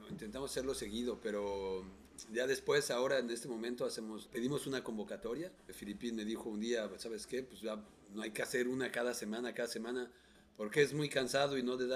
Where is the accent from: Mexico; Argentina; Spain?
Mexico; moved away; yo que soy mexicano.